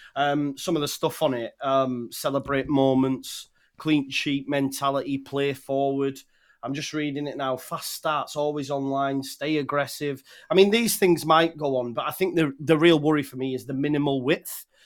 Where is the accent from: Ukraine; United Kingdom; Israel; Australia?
United Kingdom; England; as an Englishman